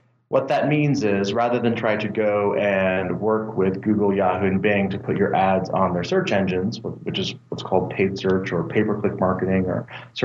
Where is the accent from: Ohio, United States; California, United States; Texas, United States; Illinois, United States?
California, United States; moved away as an adult; also born or lived in Boston; now in Boulder, United States; I grew up in California